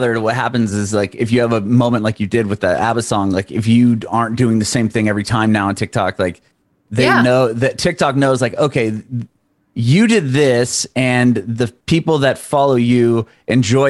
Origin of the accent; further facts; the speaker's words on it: San Diego, California, United States; moved away as an adult; now in Nashville, United States; I'm originally from San Diego. I've since moved to Nashville about a little over a year ago